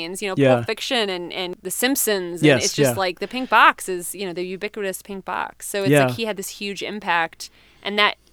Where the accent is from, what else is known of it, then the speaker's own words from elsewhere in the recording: Winterset, Iowa, United States; my hometown of Winterset, Iowa